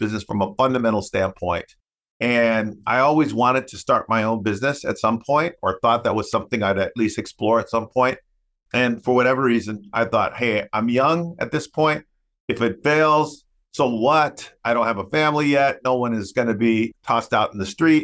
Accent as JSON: {"language": "English", "country": "United States", "tie": "born or raised there", "first_language": "English", "said": "I'm a English speaking, US born Latino"}